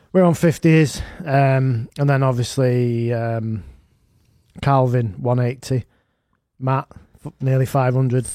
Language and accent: English; Manchester, North West England, United Kingdom; I'm from Gorton, me